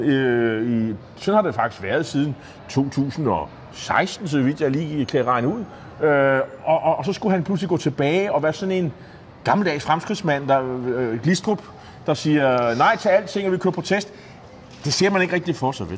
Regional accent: Nexø, Capital Region of Denmark, Denmark; Næksø, det er min hjemby på Bornholm

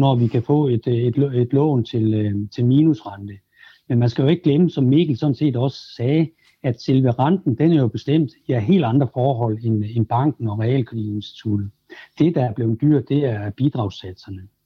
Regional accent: Denmark

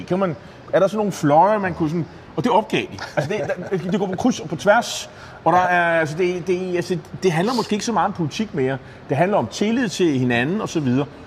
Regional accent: Nexø, Capital Region of Denmark, Denmark; en, der kommer fra Næksø, det er min hjemby på Bornholm

